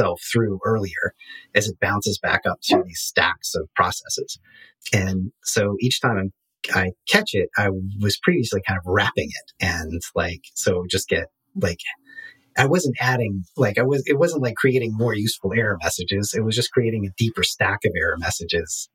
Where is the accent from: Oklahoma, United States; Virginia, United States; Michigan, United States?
Virginia, United States; Staunton; I helped found a makerspace here in my hometown